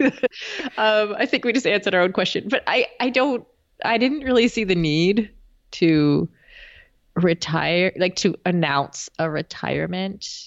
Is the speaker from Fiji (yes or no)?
no; Canada; as a Canadian